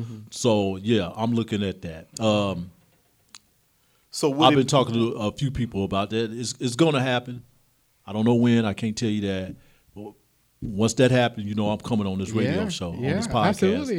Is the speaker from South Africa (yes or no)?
no; Midwest, United States; now in Sacramento, United States; Y'all know I'm from the Midwest.